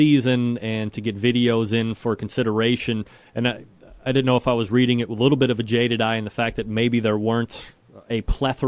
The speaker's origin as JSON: {"language": "English", "town": "Saratoga Springs", "region": "New York", "country": "United States", "moved": "yes", "said": "I am from Saratoga Springs originally"}